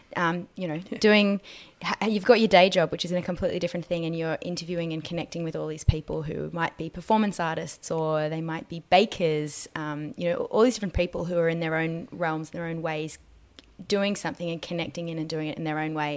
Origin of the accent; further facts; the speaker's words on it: Australia; growing up in Australia